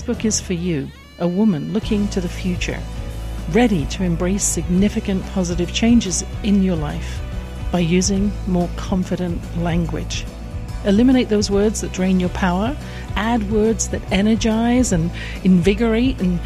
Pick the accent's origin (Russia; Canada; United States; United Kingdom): United Kingdom; England; born or raised there